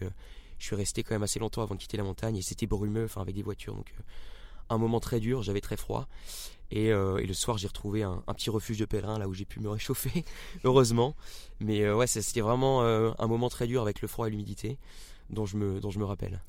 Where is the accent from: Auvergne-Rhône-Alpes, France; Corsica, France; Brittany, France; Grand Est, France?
Brittany, France; Rennes; moved away; also born or lived in Marseille; je suis originaire de Rennes euh, en Bretagne